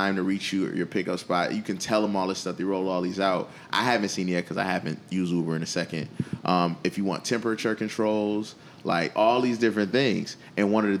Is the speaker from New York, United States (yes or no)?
yes; Buffalo, New York, United States; Buffalo, my hometown.